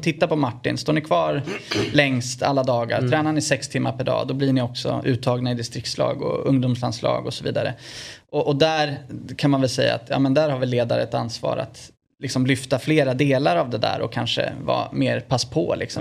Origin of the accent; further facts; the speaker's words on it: Örebro, Örebro County, Sweden; also born or lived in Italy; hemma i Örebro